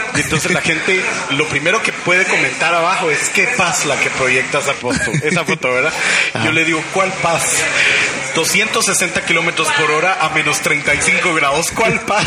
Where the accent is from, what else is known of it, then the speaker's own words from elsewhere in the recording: Guatemala; De Guatemala de Guatemala.